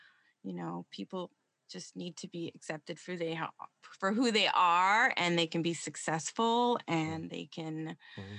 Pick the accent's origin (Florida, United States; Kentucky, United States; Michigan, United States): Florida, United States; Central; I just grew up in Florida, Central Florida